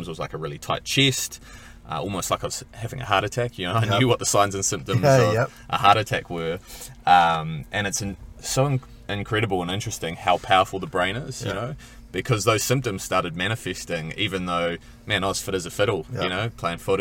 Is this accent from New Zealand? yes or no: yes; Kaihu, Northland, New Zealand; also born or lived in Whangaparaoa Peninsula, New Zealand; now in Whangaparaoa, New Zealand; I come from Dargaville originally, or actually further north than that, Kaihu. And we moved up to the Whangaparoa Peninsula